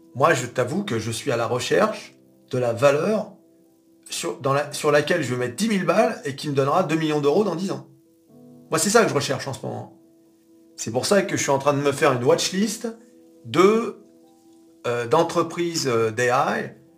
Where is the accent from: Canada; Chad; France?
France; on est français